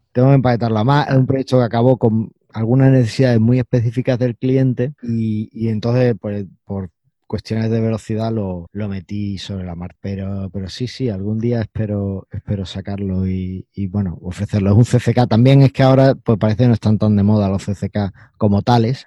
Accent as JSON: {"language": "Spanish", "country": "Spain", "first_language": "Spanish"}